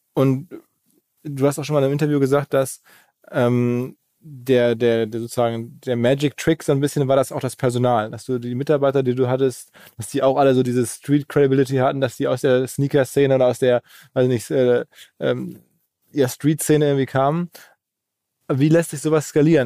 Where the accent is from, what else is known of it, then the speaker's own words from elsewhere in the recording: Essen, North Rhine-Westphalia, Germany; ich bin aus Essen